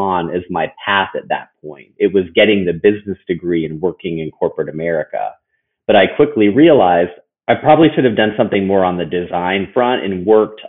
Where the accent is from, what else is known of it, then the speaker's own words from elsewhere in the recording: Cincinnati, Ohio, United States; moved away as an adult; also born or lived in San Francisco; I grew up in Cincinnati, a suburb, Liberty Township.